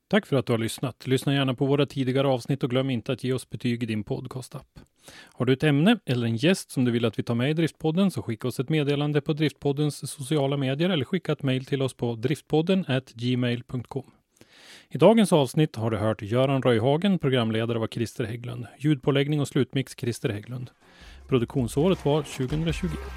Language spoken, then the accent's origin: Swedish; Sweden; oss svenskar